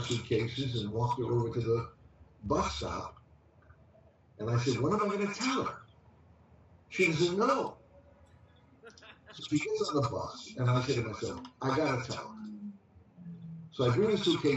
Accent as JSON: {"language": "English", "town": "Hartford", "region": "Connecticut", "country": "United States", "tie": "born or raised there", "moved": "yes", "said": "I was born in Hartford, Connecticut"}